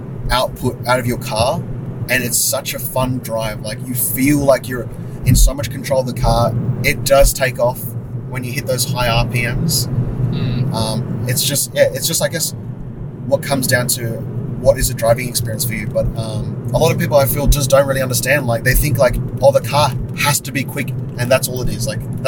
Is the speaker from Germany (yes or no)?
no; Sydney, New South Wales, Australia; I find it so hard to believe as a kid growing up in Sydney to never have gone to All You Can Eat Pizza Hut. Because I went a bunch of times.